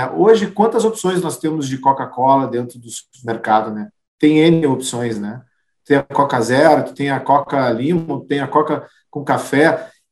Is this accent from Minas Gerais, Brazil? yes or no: no; Rio Grande do Sul, Brazil; e aí, até pela forma como nós gaúchos somos, né, que as coisas daqui são melhores que as coisas de lá.